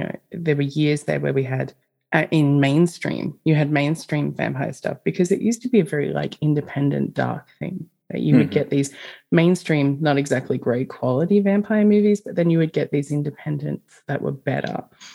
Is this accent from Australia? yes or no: yes; Australia; I'm Australian.